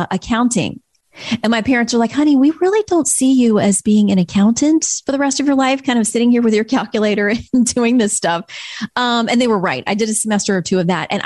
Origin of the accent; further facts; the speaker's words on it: Florida, United States; moved away; I grew up in Florida.